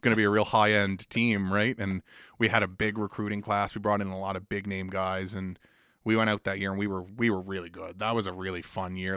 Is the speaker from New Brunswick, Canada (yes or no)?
yes; Woodstock, New Brunswick, Canada; now in Halifax, Canada; I grew up in Woodstock, New Brunswick